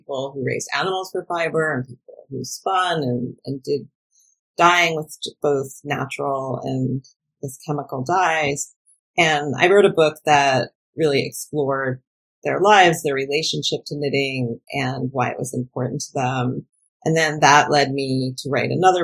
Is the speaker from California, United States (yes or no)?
no; New Jersey, United States; also born or lived in Washington, D.C.; I grew up in New Jersey